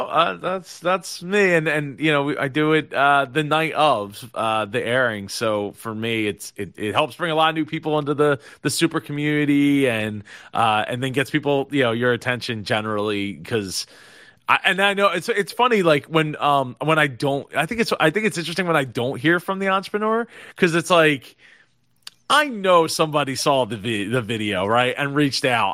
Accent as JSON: {"language": "English", "region": "New Jersey", "country": "United States", "tie": "born or raised there", "said": "I'm in South Jersey. Bo-, born and raised in South Jersey"}